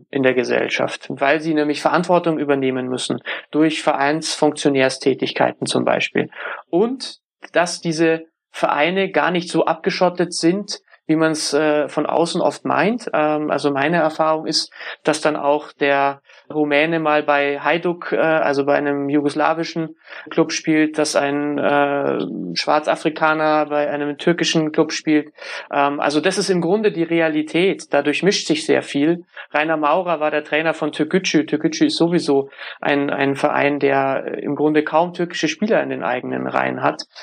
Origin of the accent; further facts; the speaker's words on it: Turkey; meiner Lederhosen auf die Wiesen. Und auf der anderen Seite bin ich aber Türke.